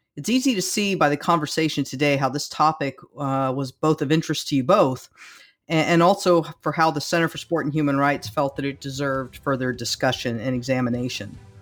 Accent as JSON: {"language": "English", "region": "California", "country": "United States", "tie": "born or raised there", "said": "growing up in California"}